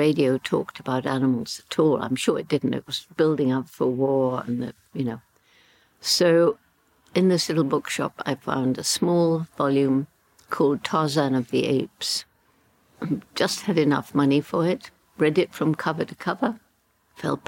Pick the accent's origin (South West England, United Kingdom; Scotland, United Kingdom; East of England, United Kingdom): South West England, United Kingdom; Bournemouth; also born or lived in London / Le Touquet; went to my mother's mother, my grandmother, in Bournemouth. That's where I grew up